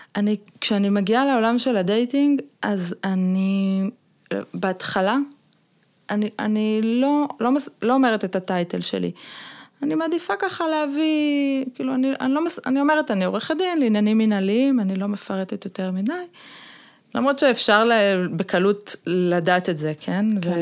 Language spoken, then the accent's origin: Hebrew; Jerusalem, Jerusalem District, Israel; אני ירושלמית